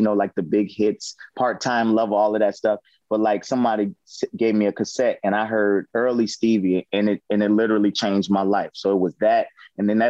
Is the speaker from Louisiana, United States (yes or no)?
yes; New Orleans, Louisiana, United States; moved away as an adult; also born or lived in Atlanta; I came from New Orleans where it was a music town, but it wasn't a music industry town